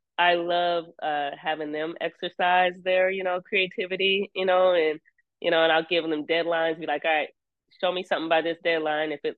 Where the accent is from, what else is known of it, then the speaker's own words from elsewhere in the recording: Seattle, Washington, United States; I'm from Seattle.